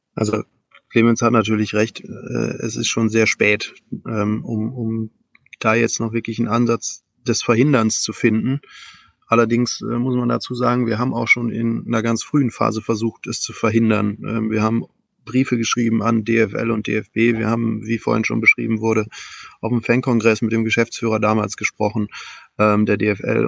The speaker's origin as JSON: {"language": "German", "country": "Germany", "said": "bei uns in Deutschland"}